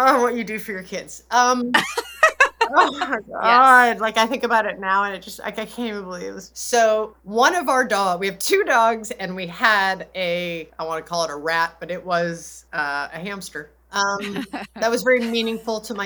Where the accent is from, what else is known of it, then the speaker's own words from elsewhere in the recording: Los Angeles, California, United States; moved away as an adult; that's my home. It's where my husband and I both were born and raised.